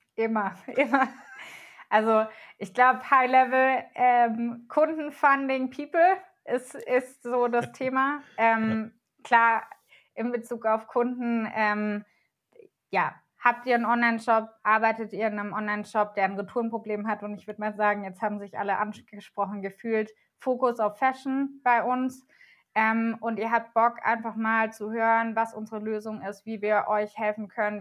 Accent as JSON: {"language": "German", "country": "Germany", "said": "wir als Deutsche"}